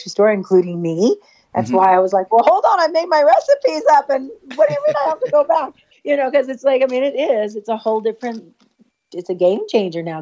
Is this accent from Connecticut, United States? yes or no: no; Norwalk, California, United States; also born or lived in East Los Angeles, California; I'm from Norwalk, California